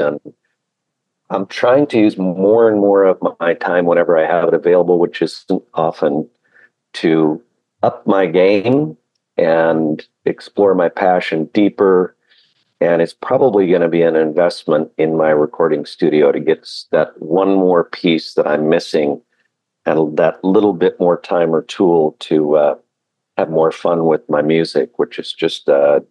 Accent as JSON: {"language": "English", "region": "Hawaii", "country": "United States", "tie": "born or raised there", "said": "I spent a good chunk of my life growing up in Hawaii and worked with Hawaiian credit unions numerous times. And when I get off the airplane, it's home."}